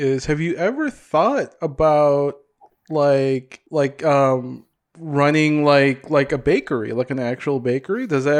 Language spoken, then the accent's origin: English; Hopkins, Minnesota, United States; also born or lived in Davao, Philippines; I grew up in Hopkins, in like the western suburbs, Minnetonka.